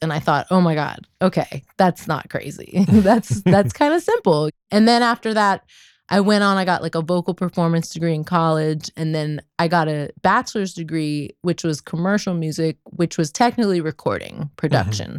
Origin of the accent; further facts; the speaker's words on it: Kensington, Maryland, United States; right outside of DC in Kensington